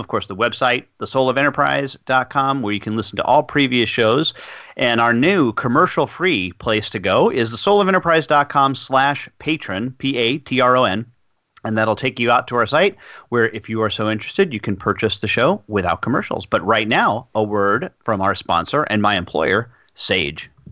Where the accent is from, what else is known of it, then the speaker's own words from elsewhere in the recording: United States; accent: American; my American accent